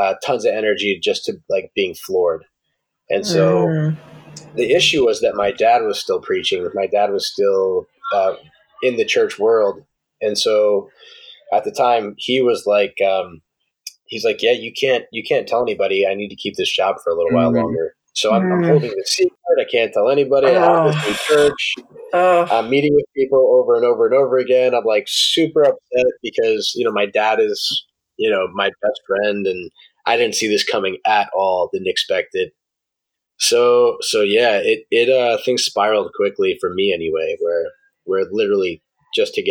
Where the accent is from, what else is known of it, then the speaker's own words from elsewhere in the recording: New York, United States; moved away as an adult; I grew up in New York